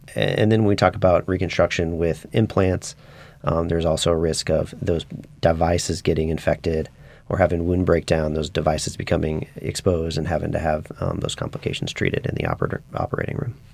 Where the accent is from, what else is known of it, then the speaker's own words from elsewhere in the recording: Wichita, Kansas, United States; moved away as an adult; also born or lived in Spartanburg, South Carolina; now in New Orleans, United States; I grew up in Wichita, Kansas